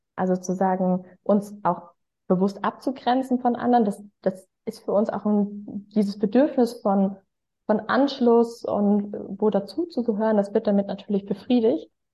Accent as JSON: {"language": "German", "town": "Freiburg im Breisgau", "region": "Baden-Württemberg", "country": "Germany", "tie": "born or raised there", "moved": "yes", "lives_now": "Hamburg, Germany", "said": "Aber in mir ruht natürlich eigentlich ein Schwarzwaldmädchen ich bin ja eigentlich geboren in Freiburg im Breisgau."}